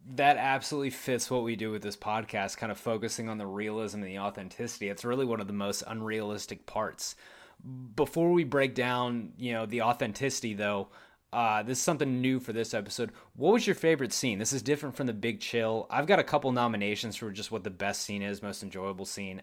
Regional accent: Odessa, Texas, United States; went to school in Odessa

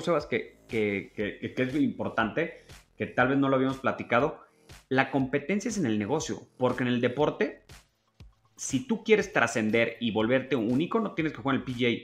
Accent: Mexico; como mexicano

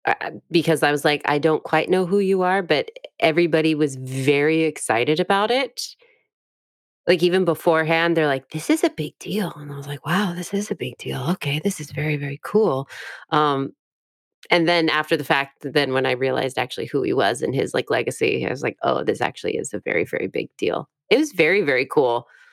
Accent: Sacramento, California, United States; that's where I grew up in Sacramento.

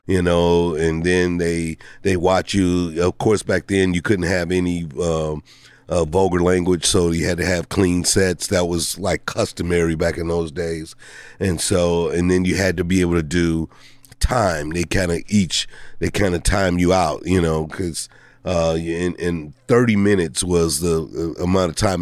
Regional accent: St. Louis, Missouri, United States; moved away; I grew up in Saint Louis

